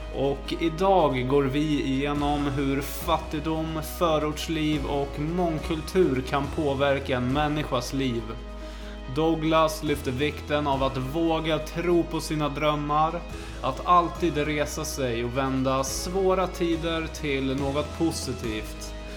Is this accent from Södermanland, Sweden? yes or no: yes; Flen, Södermanland, Sweden; moved away; also born or lived in Hallunda, Stockholm; jag är uppväxt i Flen